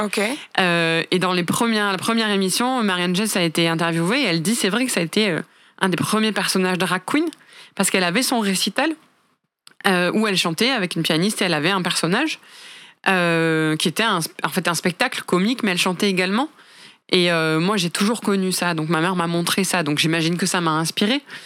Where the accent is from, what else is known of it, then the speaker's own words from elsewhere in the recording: France; je suis française